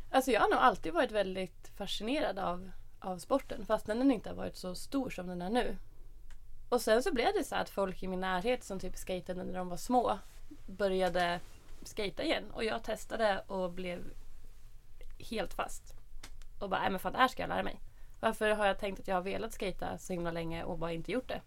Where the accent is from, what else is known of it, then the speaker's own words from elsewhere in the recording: Norrtälje, Stockholm County, Sweden; Jag är uppvuxen i Norrtälje. En liten skitstad en timme norr om Stockholm